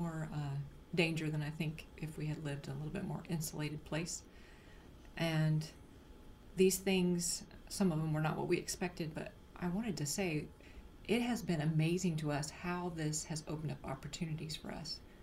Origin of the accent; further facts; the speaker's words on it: Sylvania, Georgia, United States; moved away; Sylvania, Georgia